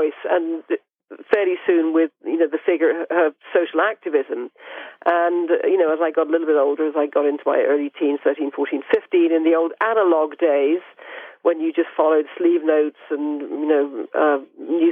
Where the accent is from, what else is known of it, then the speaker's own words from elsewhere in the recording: United Kingdom; I'm British